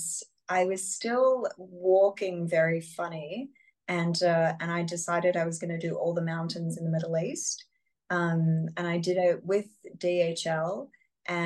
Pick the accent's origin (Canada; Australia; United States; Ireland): Australia; particularly as an Australian, I'm so far away from normally